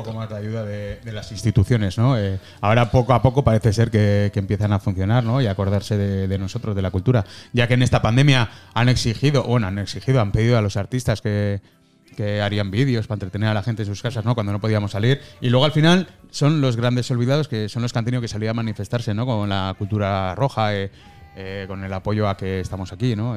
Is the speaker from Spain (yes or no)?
yes; Spain; soy español